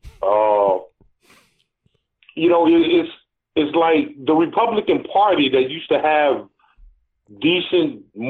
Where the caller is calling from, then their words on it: Atlanta, Georgia, United States; This is … from Atlanta.